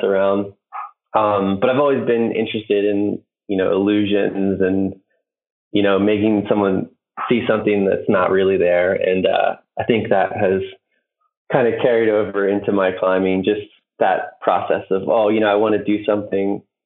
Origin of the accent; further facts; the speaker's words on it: Maryland, United States; I'm from the East Coast, Maryland, which there's not a ton of climbing outside